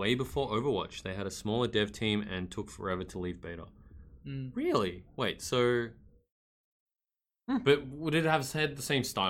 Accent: Australia; There are some disadvantages to being Australian

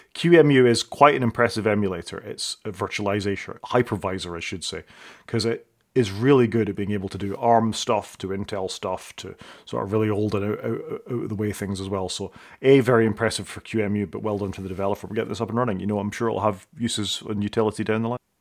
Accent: Scotland, United Kingdom; I'm Scottish

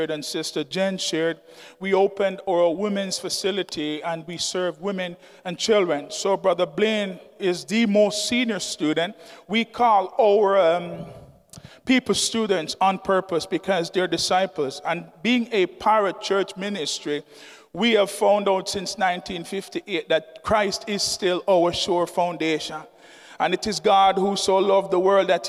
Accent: Jamaica; now in Sussex County, United States; I'm from Jamaica.

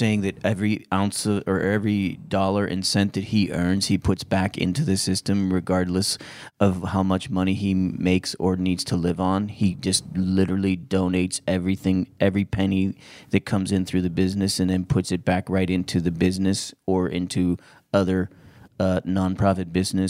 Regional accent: Frankfort, Kentucky, United States; Well, first of all, I grew up outside of Frankfurt in Kentucky, not Germany.

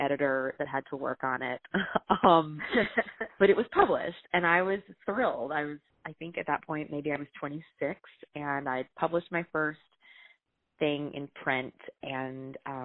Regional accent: the South, United States; I was from the South

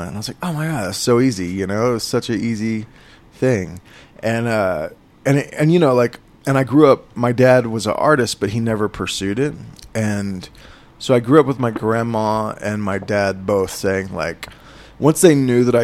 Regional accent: Holdenville, Oklahoma, United States; also born or lived in Tulsa, Oklahoma / Santa Fe, New Mexico; I'm from rural Oklahoma, a town called Holdenville. And I live in Tulsa now

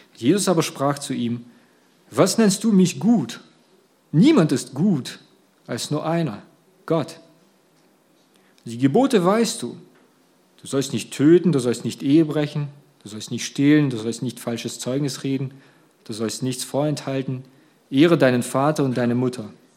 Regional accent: Russia; now in Germany; ursprünglich meine Kindheit habe ich in Russland verbracht

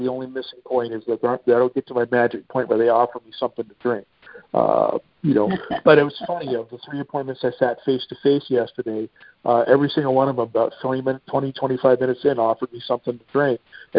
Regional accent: Boston, Massachusetts, United States; now in Seattle, United States; "Well, you know, I grew up in Boston." "Okay, well then you're a legitimate Patriot."

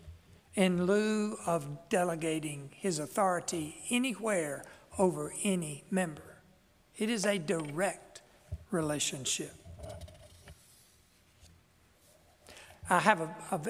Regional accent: South Georgia, United States; accent: South Georgia (Southern); That's my natural accent

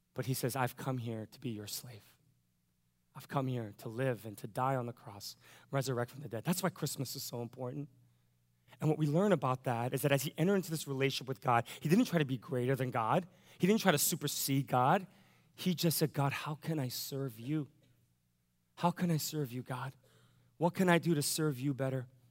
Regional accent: United States; I'm an American

